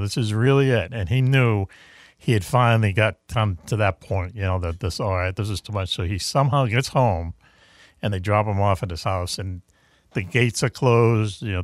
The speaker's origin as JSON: {"language": "English", "town": "Boston", "region": "Massachusetts", "country": "United States", "said": "I'm from Boston"}